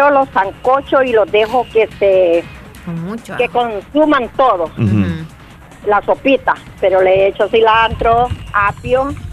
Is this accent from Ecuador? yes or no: no; El Salvador; De aquí de Cantón Las Cañas.